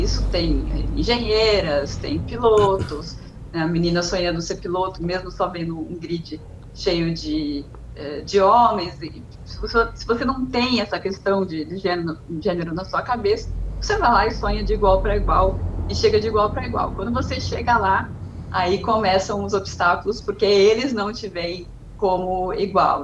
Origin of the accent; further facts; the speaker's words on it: Águas de Lindóia, São Paulo, Brazil; moved away as an adult; also born or lived in Bragança Paulista / Campinas; now in London, United Kingdom; nasci em Bragança Paulista, nunca morei em Bragança Paulista, fui criada em Água de Lindóia, numa cidade pequenininha de 12 mil habitantes